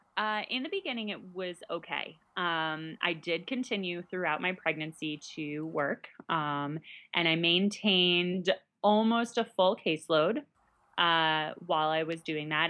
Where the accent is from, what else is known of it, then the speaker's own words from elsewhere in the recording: New York, United States; moved away as an adult; also born or lived in Illinois; now in Central Illinois, United States; I'm originally from New York